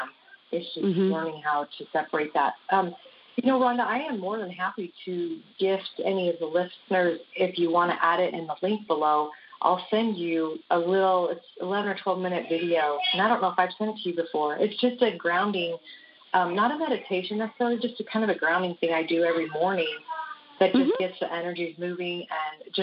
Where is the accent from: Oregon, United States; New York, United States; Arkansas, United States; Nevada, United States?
Nevada, United States; Las Vegas; moved away; I grew up in Las Vegas